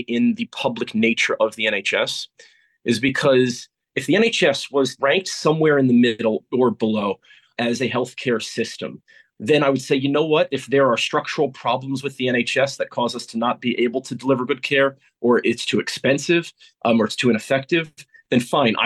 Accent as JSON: {"language": "English", "country": "United States", "moved": "as an adult", "lives_now": "United Kingdom", "said": "coming from where I come from the United States"}